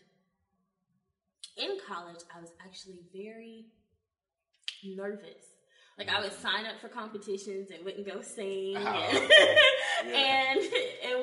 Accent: Newton, Mississippi, United States; also born or lived in Jackson, Mississippi; she put me in our local theater in my hometown, Newton, Mississippi

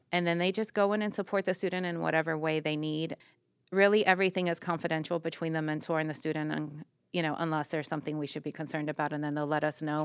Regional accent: Miami, Florida, United States; moved away as an adult; also born or lived in Everglades; now in Putnam, United States; I'm originally from Miami

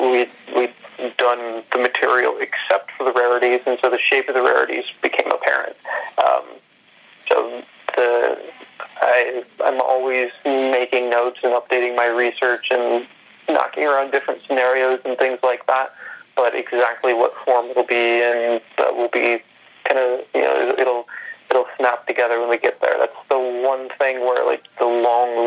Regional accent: Ohio, United States; where I grew up in Ohio

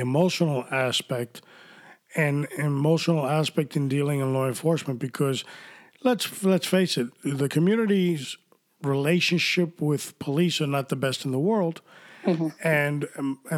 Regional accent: New York City, New York, United States; when I was growing up in New York

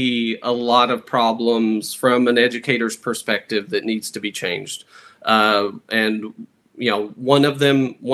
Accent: Martin County, Kentucky, United States; I was born and raised in Martin County

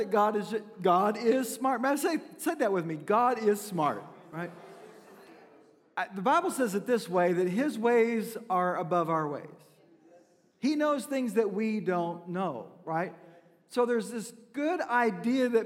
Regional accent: Mena, Arkansas, United States; moved away; also born or lived in Fort Smith, Arkansas; I was born in Fort Smith, raised in Mena

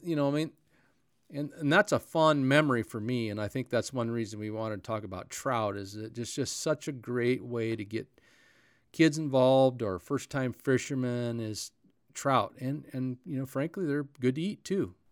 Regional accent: North Powder, Oregon, United States; the little town of North Powder, that's where I grew

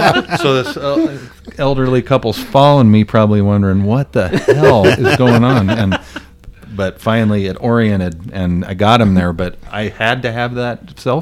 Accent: Greeley, Colorado, United States; And I'm from Greeley, and it was literally a 9-iron from our office.

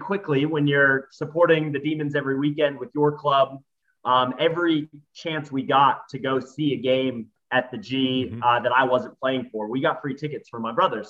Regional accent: United States; now in Australia; Well, I'm an American, I'm in Australia, and I'm watching these kids play footy.

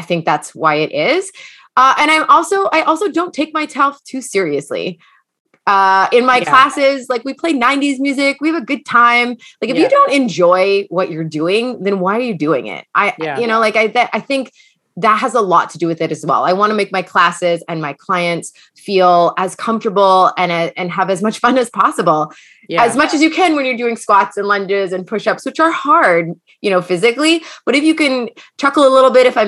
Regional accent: London, Ontario, Canada; also born or lived in New York City; now in Toronto, Canada; I am originally from London, Ontario, but I live currently in Toronto

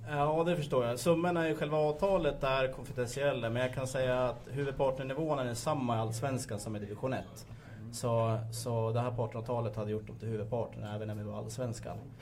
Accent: Gävle, Gävleborg County, Sweden; Jag själv är uppväxt i Gifland, jag kommer från Sörby

